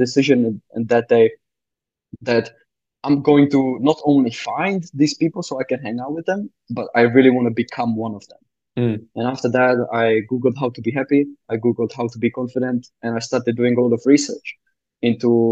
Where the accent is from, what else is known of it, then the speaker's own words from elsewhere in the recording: Czechia; moved away; I'm from the Czech Republic originally.